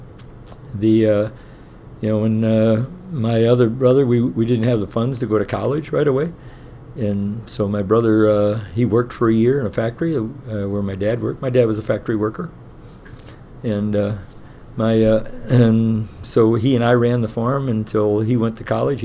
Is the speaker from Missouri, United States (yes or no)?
yes; Missouri, United States; moved away as an adult; now in Dunwoody, United States; I'm from Missouri originally. I'm from a small town